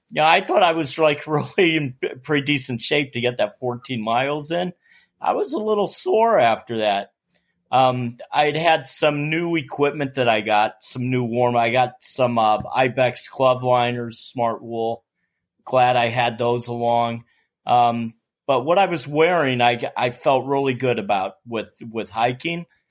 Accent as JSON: {"language": "English", "town": "New York City", "region": "New York", "country": "United States", "said": "I'm from Staten Island, New York"}